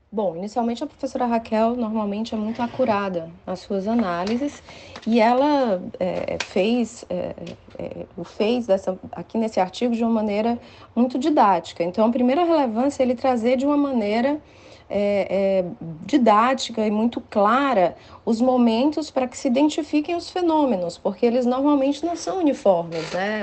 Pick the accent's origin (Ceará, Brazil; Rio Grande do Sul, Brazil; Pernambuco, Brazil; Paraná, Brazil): Ceará, Brazil; Fortaleza; moved away as an adult; also born or lived in São Paulo; now in Fortaleza, Brazil; voltar para Fortaleza, que é a minha terra natal, onde eu fiz a graduação